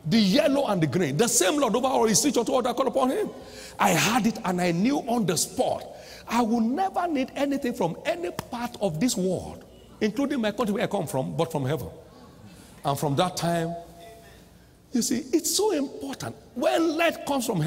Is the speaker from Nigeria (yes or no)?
yes; Nigeria; I came all the way from Nigeria